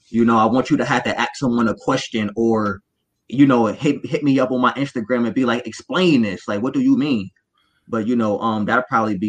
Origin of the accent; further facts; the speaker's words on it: Buffalo, New York, United States; You know, I'm coming from Buffalo, New York.